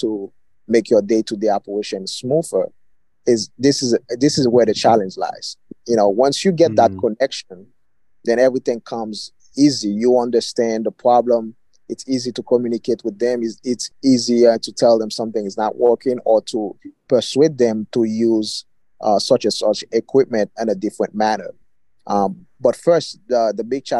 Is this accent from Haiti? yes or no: yes; Haiti; moved away; where I grew up basically in the Caribbean, Haiti